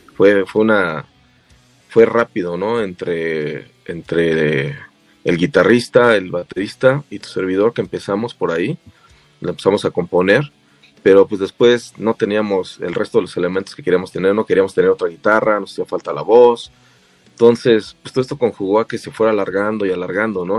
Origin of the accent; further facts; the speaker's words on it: State of Mexico, Mexico; somos del Estado de México, de los municipios de Huizquilucan y Naucalpan